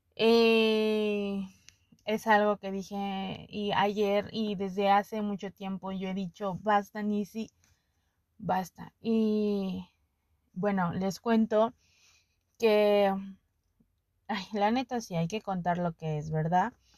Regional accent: Puebla, Mexico; yo me siento más poblana que la china poblana y eso nadie me lo quita.

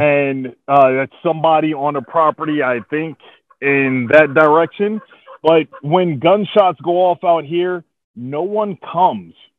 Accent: East Orange, New Jersey, United States; moved away as an adult; now in Oklahoma, United States; I grew up in East Orange, New Jersey

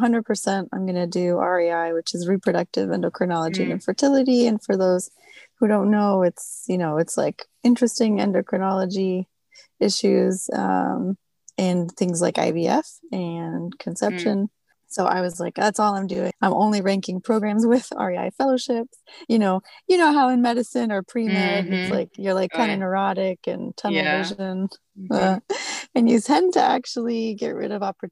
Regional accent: Tucson, Arizona, United States; moved away as an adult; now in Virginia, United States; I'm originally from Tucson, Arizona, where I was born and raised

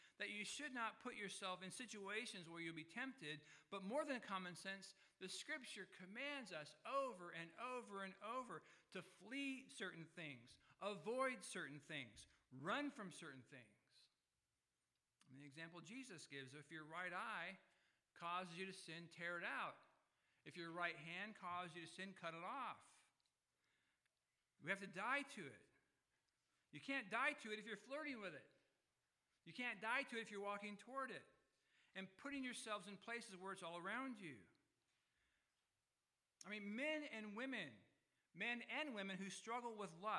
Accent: California, United States; I was born in California

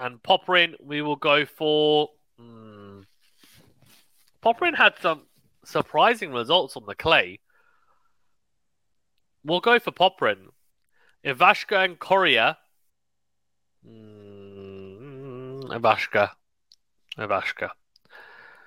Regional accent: United Kingdom; as a Brit

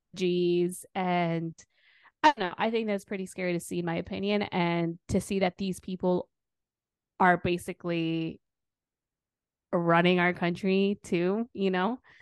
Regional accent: Wisconsin, United States; I'm from Wisconsin too

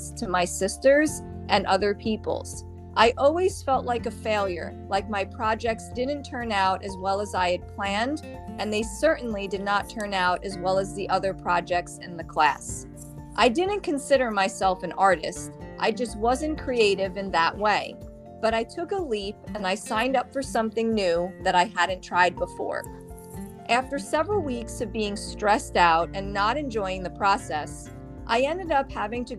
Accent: Jersey Shore, New Jersey, United States; moved away as an adult; now in Florida, United States; My sister and I are from the Jersey Shore in good old New Jersey

